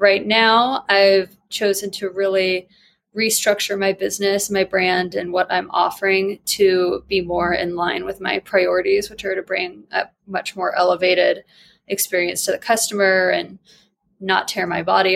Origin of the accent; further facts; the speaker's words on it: New Mexico, United States; moved away as an adult; now in Denver, United States; I'm not from here. I'm from New Mexico.